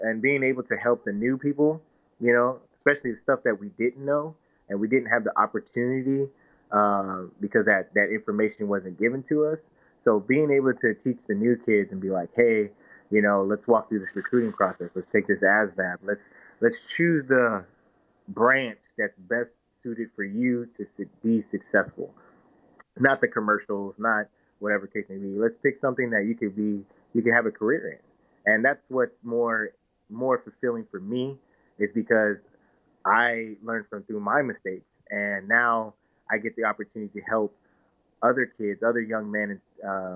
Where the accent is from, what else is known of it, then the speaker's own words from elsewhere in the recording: Victorville, California, United States; now in San Antonio, United States; I'm a kid from Southern California, Victorville, California, to be exact